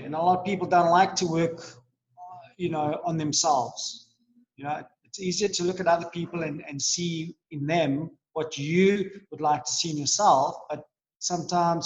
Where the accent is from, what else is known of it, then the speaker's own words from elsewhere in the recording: Johannesburg, Gauteng, South Africa; I was born in Joburg